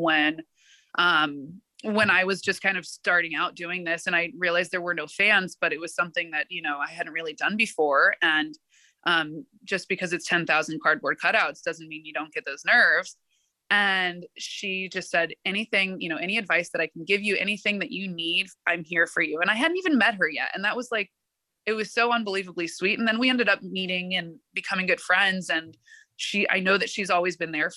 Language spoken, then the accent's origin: English; Oakland, California, United States; moved away as an adult; also born or lived in East Coast; I was born and raised in Oakland